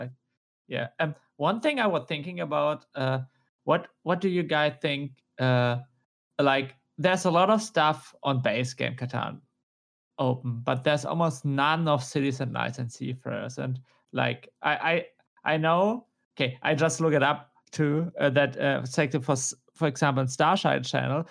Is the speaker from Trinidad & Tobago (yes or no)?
no; Germany; accent: German; my German accent?